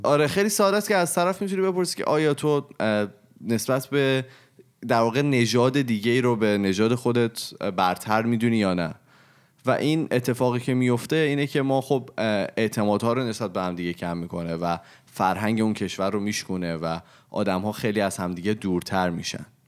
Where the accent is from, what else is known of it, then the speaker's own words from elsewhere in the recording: Iran; moved away; also born or lived in Canada; از اون به بعد من هر کی از من پرسید چه کجایی هستی من اول گفتم ایرانی هم